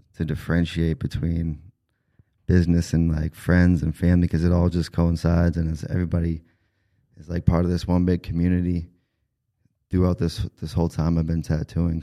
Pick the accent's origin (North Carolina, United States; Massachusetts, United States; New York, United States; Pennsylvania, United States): Massachusetts, United States; Taunton; I grew up in Taunton. I was born and raised there